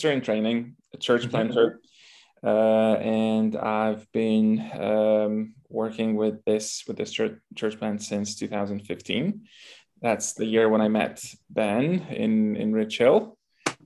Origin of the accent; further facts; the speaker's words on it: Lviv, Lviv Oblast, Ukraine; English is a second language; moved away as an adult; now in Poland; I come from Lviv, which is the biggest city in Western Ukraine